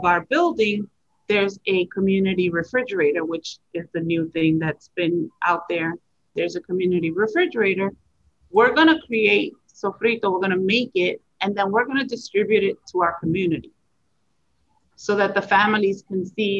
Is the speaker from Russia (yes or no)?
no; Puerto Rico; moved away; I'm from Puerto Rico